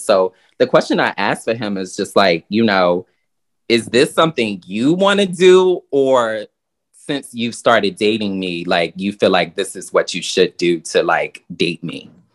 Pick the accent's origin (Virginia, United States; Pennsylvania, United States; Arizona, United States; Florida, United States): Virginia, United States; now in New York, United States; I come from Virginia